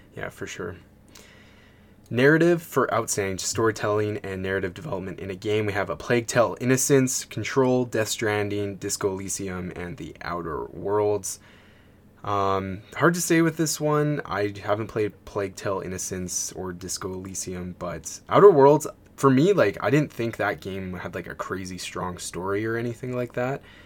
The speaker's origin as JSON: {"language": "English", "country": "Canada", "said": "being a Canadian"}